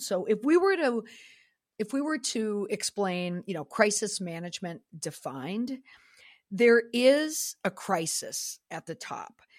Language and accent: English; Minnesota, United States; I'm a hockey mom, and I am from Minnesota